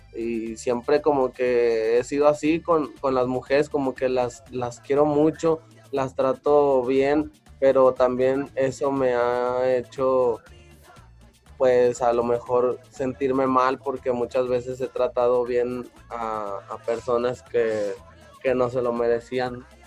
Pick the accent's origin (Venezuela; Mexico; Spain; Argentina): Mexico; Mexico City; vuelvo allá a mi lugar de donde soy